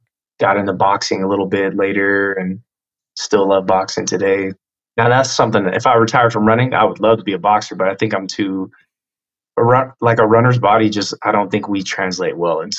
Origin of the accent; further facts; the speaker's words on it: Tacoma, Washington, United States; I was a military brat. So yeah. We kind of bounced around a little bit, but middle school and a few years of my last few years of elementary school and high school were in Washington State in Tacoma